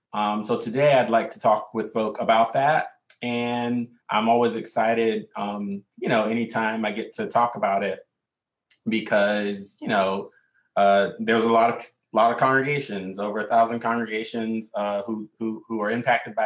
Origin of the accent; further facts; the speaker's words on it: the South, United States; now in New York City, United States; growing up in the South